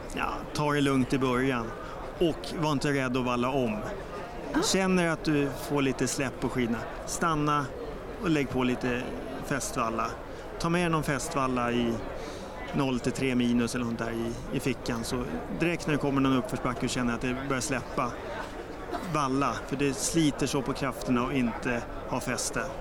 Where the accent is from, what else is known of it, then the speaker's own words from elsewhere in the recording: Stockholm, Stockholm County, Sweden; Jag är sörlänning från Stockholm